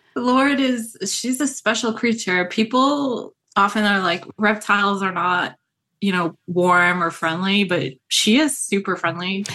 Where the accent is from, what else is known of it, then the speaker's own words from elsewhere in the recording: Rhode Island, United States; moved away; also born or lived in New York; growing up in New England, I grew up in Rhode Island